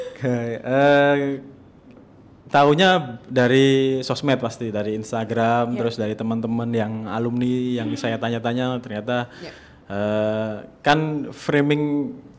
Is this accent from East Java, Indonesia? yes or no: yes; Surabaya, East Java, Indonesia; now in Jakarta, Indonesia; di Surabaya di kampung halaman saya